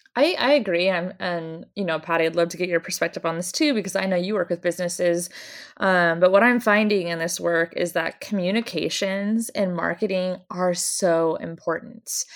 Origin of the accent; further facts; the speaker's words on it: Oregon coast, United States; I grew up on the Oregon coast